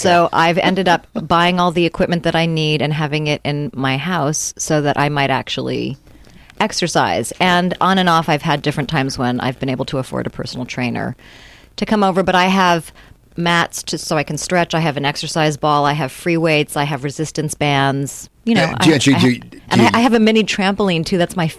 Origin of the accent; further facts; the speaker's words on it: Reston, Virginia, United States; also born or lived in Arlington, Virginia / San Francisco / Honolulu / Cambridge, Massachusetts; Well, I was born there, but I grew up in the Reston area, which is close to Washington, D.C. But I'm a Navy brat.